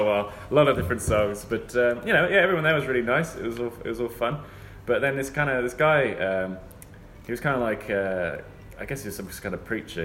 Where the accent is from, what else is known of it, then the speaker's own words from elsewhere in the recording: United Kingdom; technically we're not from London. We're Southern from England